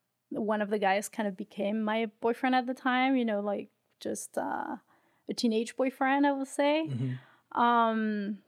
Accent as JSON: {"language": "English", "country": "France", "tie": "born or raised there", "moved": "as an adult", "said": "So I was raised in France until I was about 23. So most of the stories happen in France, in my hometowns."}